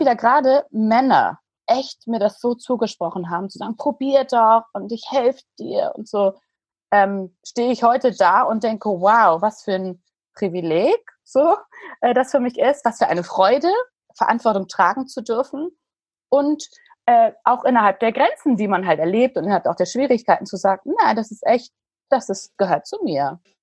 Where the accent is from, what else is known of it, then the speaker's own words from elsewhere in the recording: Hamburg, Germany; Ich bin ein richtiges Hamburger Dern